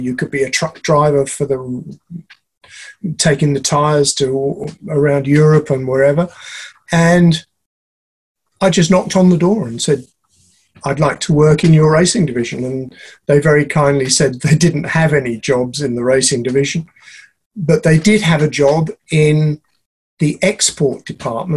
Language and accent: English; London, United Kingdom; I was born and brought up in Chiswick in West London